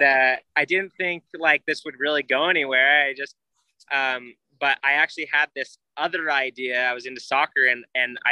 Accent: Arizona, United States; moved away; I grew up in Arizona

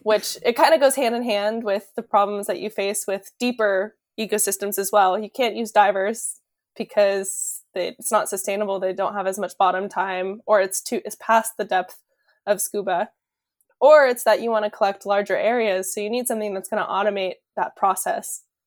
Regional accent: California, United States; moved away as an adult; also born or lived in Hawaii; now in Rhode Island, United States; I grew up in California

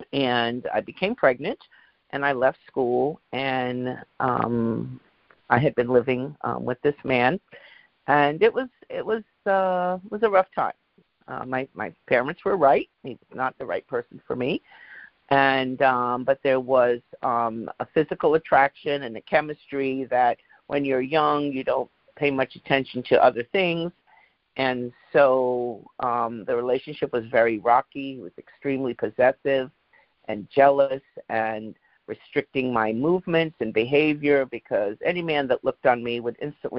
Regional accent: England, United Kingdom; growing up in England, I know quite a few English people

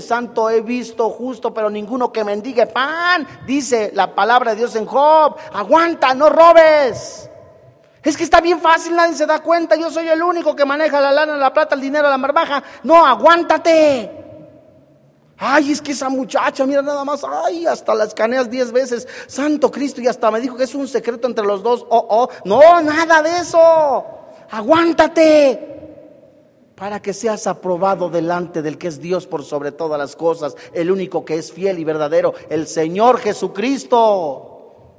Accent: Mexico; decimos los mexicanos

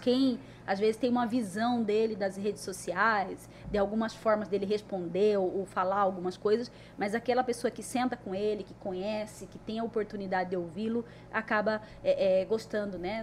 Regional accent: Cuiabá, Mato Grosso, Brazil; E nasci aqui em Cuiabá, né? E sou aquela menina que eu posso dizer que nasci e cresci ouvindo meu pai

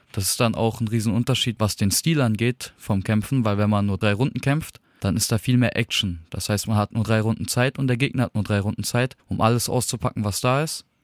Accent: Darmstadt, Hesse, Germany; Ich komme aus Darmstadt und bin 23 Jahre alt.

